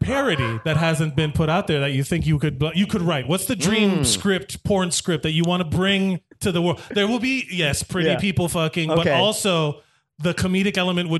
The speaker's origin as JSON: {"language": "English", "town": "Miami", "region": "Florida", "country": "United States", "tie": "born or raised there", "moved": "yes", "lives_now": "New York, United States", "said": "I grew up in Miami. I was born and raised in Miami."}